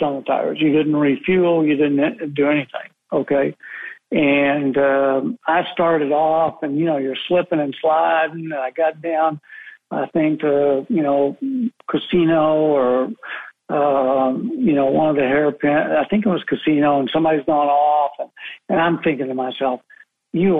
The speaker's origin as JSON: {"language": "English", "country": "United States", "said": "I'm half American"}